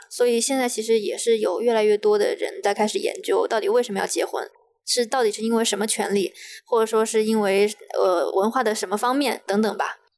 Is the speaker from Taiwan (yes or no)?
no; Wuhan, Hubei, China; 我是武汉人嘛